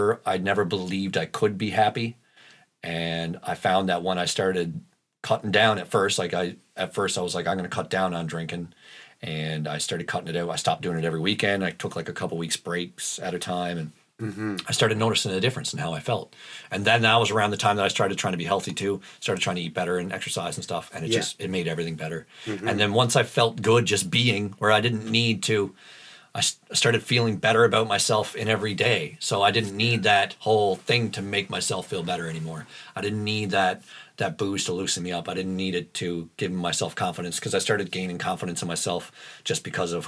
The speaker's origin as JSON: {"language": "English", "region": "Newfoundland and Labrador", "country": "Canada", "tie": "born or raised there", "said": "When you live in Labrador, like that whole sense of community we're talking about, that is everywhere in Labrador."}